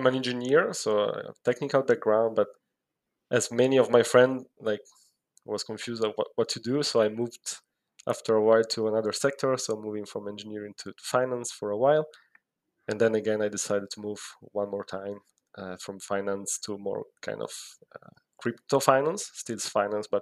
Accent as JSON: {"language": "English", "country": "Italy", "moved": "as an adult", "said": "I'm originally from Italy."}